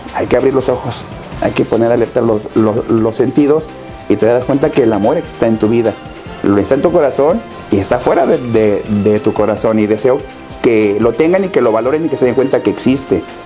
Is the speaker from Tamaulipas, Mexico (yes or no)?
yes; Tampico, Tamaulipas, Mexico; now in Ciudad Madero, Mexico; nací en Tampico, crecí en Tampico, estudié en Tampico